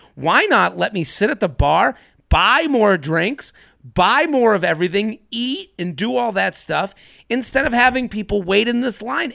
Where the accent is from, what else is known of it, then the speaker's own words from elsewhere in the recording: American Northeast, United States; I'm as a American Northeast asshole as, as it comes.